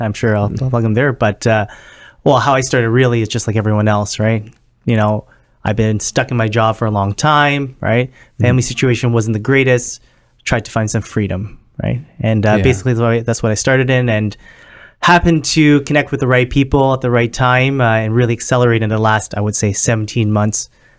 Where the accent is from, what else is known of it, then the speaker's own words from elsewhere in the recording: Scarborough, Ontario, Canada; I grew up in Scarberia, right? Not the nicest of neighborhoods, right? We didn't have much growing up in Scarborough, and you know, we worked our way up.